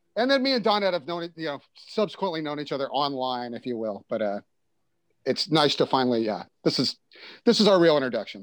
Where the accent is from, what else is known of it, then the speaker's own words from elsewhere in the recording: Houston, Texas, United States; I'm from Houston, Texas